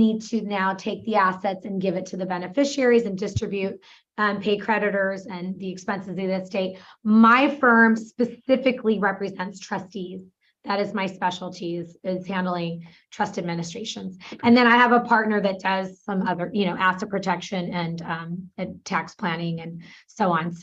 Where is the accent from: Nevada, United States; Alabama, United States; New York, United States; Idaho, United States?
New York, United States; also born or lived in Santa Barbara, California / Spain / San Diego, California; now in Irvine, United States; I was born in New York.